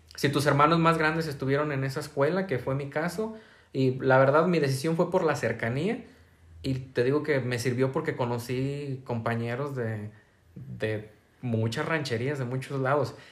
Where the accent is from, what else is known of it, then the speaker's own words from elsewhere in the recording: San Martín de Hidalgo, Jalisco, Mexico; yo del Guaje, todos los del Guaje se iban a la secundaria del Tepehuaje